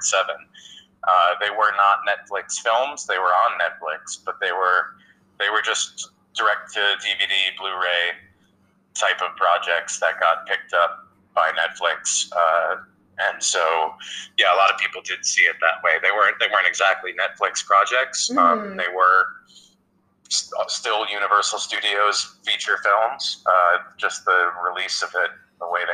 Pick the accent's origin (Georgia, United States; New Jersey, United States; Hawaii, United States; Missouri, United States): New Jersey, United States; I grew up in North Jersey